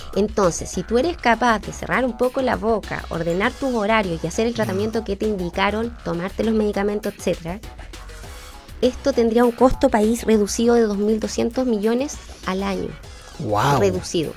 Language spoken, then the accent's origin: Spanish; Chile; tenemos como chilenos